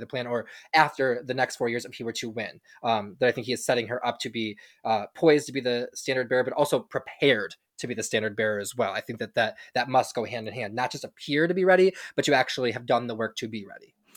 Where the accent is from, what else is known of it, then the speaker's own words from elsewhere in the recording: Michigan, United States; we are both from Michigan